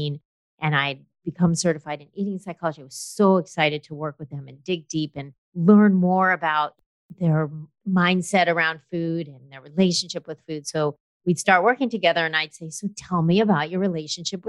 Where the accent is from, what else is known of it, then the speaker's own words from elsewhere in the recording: Los Angeles, California, United States; I grew up in Los Angeles